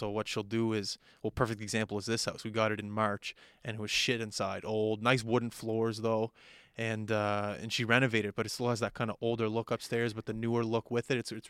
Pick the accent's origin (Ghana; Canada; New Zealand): Canada; Montreal, Quebec; But a big part of my childhood was growing up in Montreal in that Quebec area.